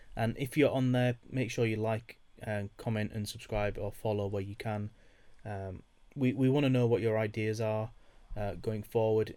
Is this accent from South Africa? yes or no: no; United Kingdom; me being British